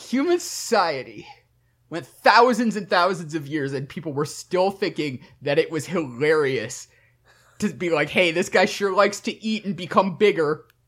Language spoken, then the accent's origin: English; Michigan, United States; I grew up in Michigan